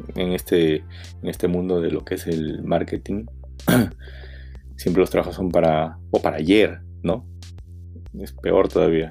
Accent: Peru; somos todos los peruanos, los que salimos a la calle

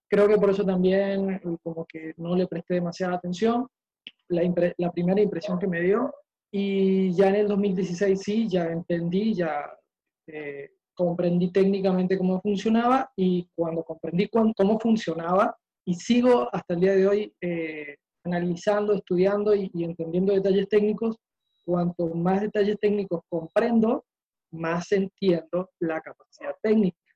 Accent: Uruguay; now in Maracay, Venezuela; Eh, soy uruguayo, pero ya hace casi 15 años que vivo acá en Venezuela

